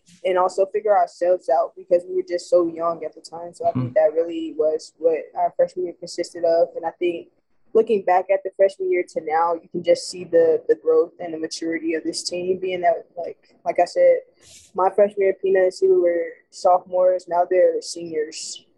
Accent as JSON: {"language": "English", "region": "the South", "country": "United States", "said": "Being that I'm from the South, I grew up around SEC basketball, football, everything that was SEC."}